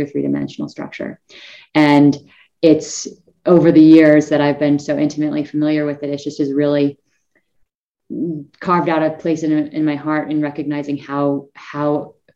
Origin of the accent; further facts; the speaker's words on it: northern Idaho, United States; also born or lived in San Diego, California; now in Colorado, United States; I was actually born in San Diego, California, and didn't actually grow up there. I grew up in a small town in northern Idaho, actually, right next to the Canada border